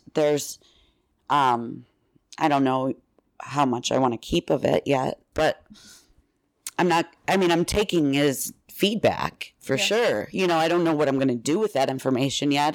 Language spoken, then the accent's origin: English; Villa Park, Illinois, United States; I'm from here. I'm from just outside Chicago, and in Villa Park, Illinois